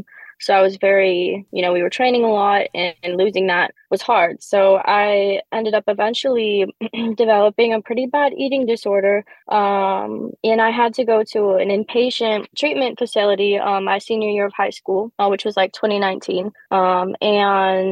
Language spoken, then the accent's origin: English; Wisconsin, United States; I remember every time that I was in a studio in both my hometown, Wisconsin, and Chicago